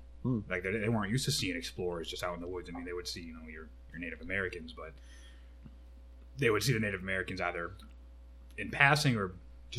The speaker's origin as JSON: {"language": "English", "country": "Ireland", "said": "I can compare it to Irish whiskey, because, I mean, me being Irish, and people get a lot of hate for that, but Irish have sensitive palates."}